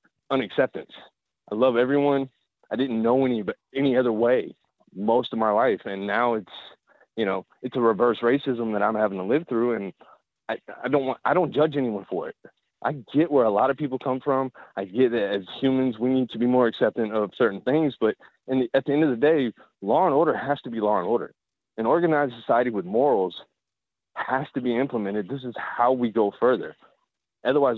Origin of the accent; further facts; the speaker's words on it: Columbia, South Carolina, United States; I grew up in the South. I'm from South Carolina. I grew up in Columbia